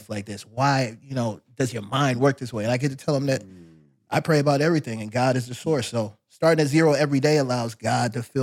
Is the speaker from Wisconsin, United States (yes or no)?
no; Fort Polk, Louisiana, United States; born there; Where I was born in Louisiana.